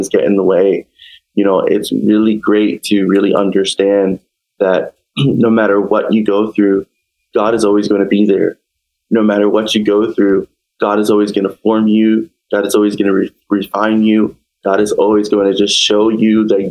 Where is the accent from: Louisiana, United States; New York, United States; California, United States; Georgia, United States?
New York, United States; now in New Britain, United States; I'm from New York